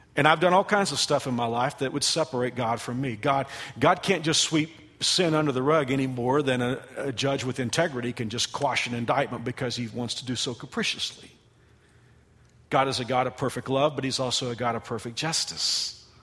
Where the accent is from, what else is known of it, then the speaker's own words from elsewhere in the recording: Texas, United States; now in Kansas, United States; I am from Texas. Kansas is my home.